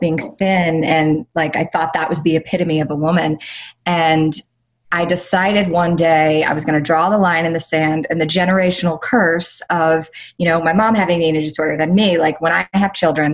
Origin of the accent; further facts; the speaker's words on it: Greenville, South Carolina, United States; moved away as an adult; also born or lived in New York, United States; now in Los Angeles, United States; at 18 years old, I moved from Greenville, South Carolina to New York 2 days after I graduated high school